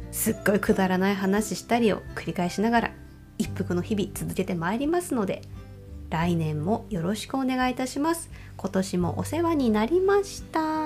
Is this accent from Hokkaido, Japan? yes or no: yes; Hokkaido, Japan